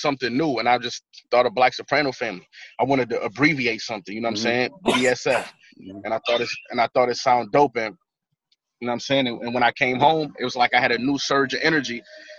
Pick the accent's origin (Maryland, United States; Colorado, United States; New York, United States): New York, United States; Buffalo; when you from a place like that, in a city like Buffalo, man, you got extreme pride